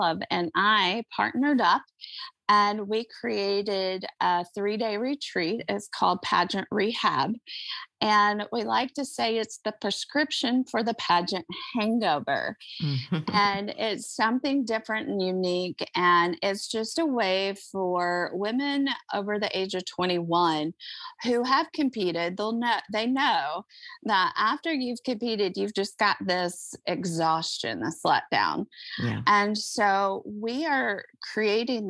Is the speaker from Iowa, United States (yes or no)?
yes; Iowa, United States; born or raised there